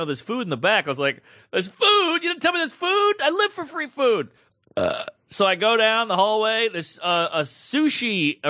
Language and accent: English; Brooklyn, New York, United States; I'm from Brooklyn.